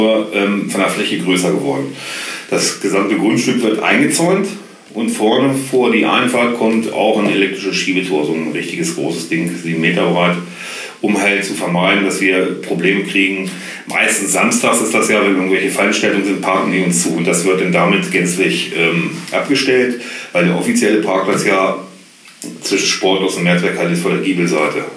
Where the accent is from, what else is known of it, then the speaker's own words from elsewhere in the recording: Göttingen, Lower Saxony, Germany; also born or lived in Holtensen; Ich bin ähm, geboren auf dem Holzer Berg.